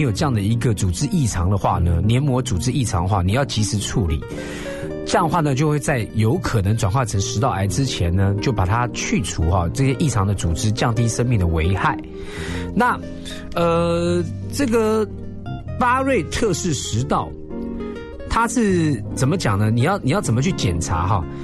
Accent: Taiwan; 我们台湾人

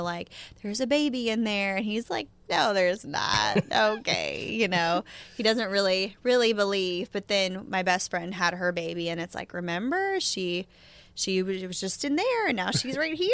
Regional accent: Oklahoma, United States; moved away; my home growing up in Shakota and, you know, my parents' house

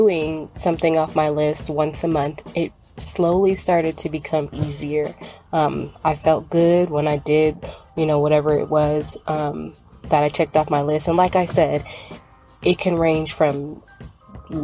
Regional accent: Dallas, Texas, United States; I am from Dallas, Texas

